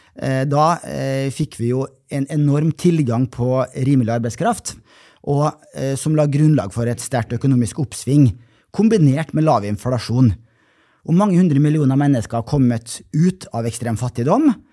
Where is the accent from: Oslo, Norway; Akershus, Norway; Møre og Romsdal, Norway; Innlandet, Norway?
Møre og Romsdal, Norway; Molde; fra min hjemby Molde